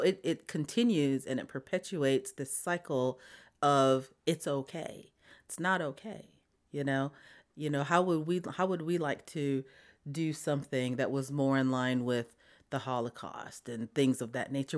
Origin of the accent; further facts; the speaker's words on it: Wamblee, South Dakota, United States; moved away as an adult; now in Montgomery, United States; I grew up on the Pine Ridge Indian Reservation in a little town called Wombley.